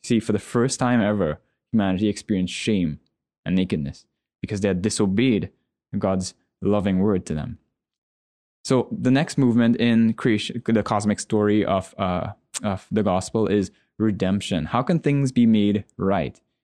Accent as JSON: {"language": "English", "country": "Trinidad & Tobago", "said": "I'm a Trinidadian"}